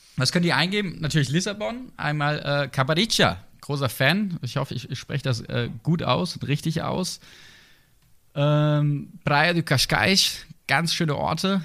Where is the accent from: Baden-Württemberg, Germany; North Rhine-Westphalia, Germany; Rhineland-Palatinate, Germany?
Baden-Württemberg, Germany; Sinsheim; ich komme ja aus der Gegend. Ne? Also als gebürtiger Sinsheimer